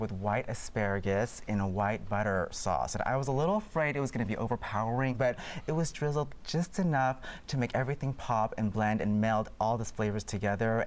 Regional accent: San Francisco, California, United States; I grew up in San Francisco

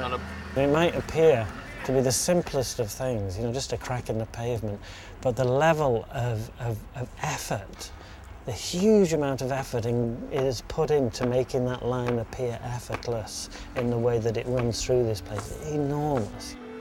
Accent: Yorkshire and the Humber, United Kingdom; Yorkshire is where I was brought up

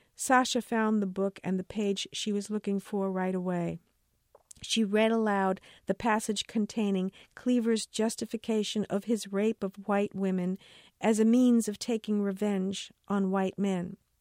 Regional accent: New York City, New York, United States; I was born and raised in New York City, where I live now

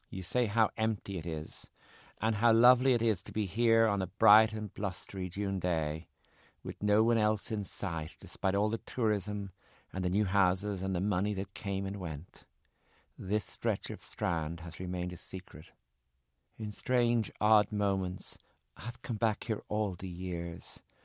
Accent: Ireland; also born or lived in San Francisco; I'm Irish

